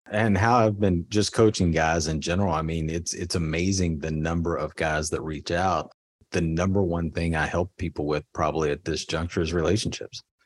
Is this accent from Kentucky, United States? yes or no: yes; Kentucky, United States; I grew up in Kentucky